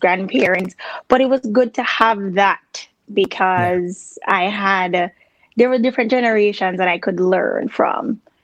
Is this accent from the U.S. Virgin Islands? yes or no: yes; U.S. Virgin Islands; moved away as an adult; now in Ohio, United States; I grew up there. That's where I was uh, born.